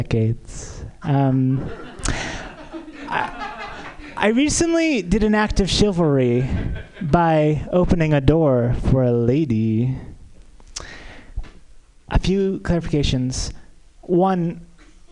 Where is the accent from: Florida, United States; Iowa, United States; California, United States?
California, United States; San Diego; moved away as an adult; also born or lived in New York; now in Hollywood, United States; I'm from San Diego